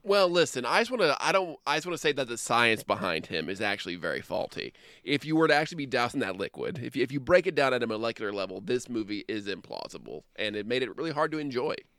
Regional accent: Midwest, United States; we grew up in the Midwest

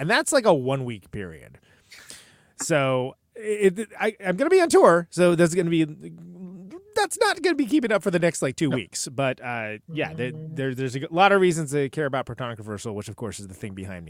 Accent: Central Valley, California, United States; But I'm from the Central Valley

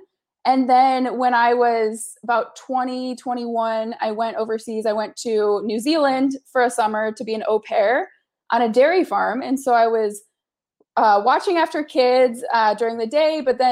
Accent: Kalamazoo, Michigan, United States; now in Los Angeles, United States; Growing up in the Midwest, I'm originally from Michigan. Now I live in Los Angeles

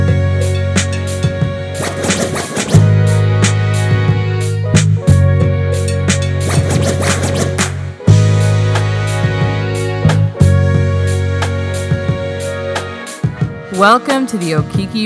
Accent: Nigeria; now in Canada; I am African Canadian, and specifically, I was born in Nigeria.

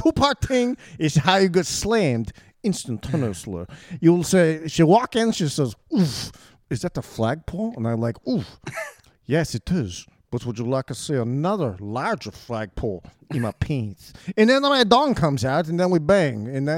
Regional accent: Bronx, New York, United States; The Bronx is up here. It's more nasally. Yeah, I'm from the Bronx.

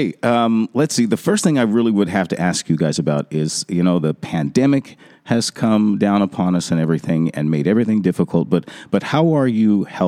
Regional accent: Denver, Colorado, United States; moved away; I lived, you know, most of my growing up life there in Denver

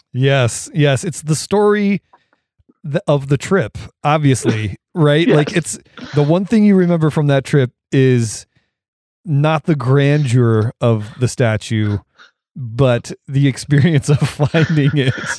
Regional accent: Portage County, Ohio, United States; growing up where I grew up in Ohio in Portage County

